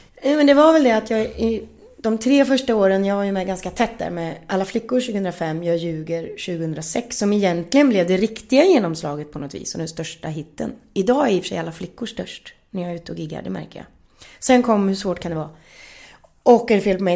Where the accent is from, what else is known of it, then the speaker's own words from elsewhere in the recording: Gullspång, Västra Götaland, Sweden; vi växte upp i Gullspång i ett tegelhus som mamma och pappa själv byggde.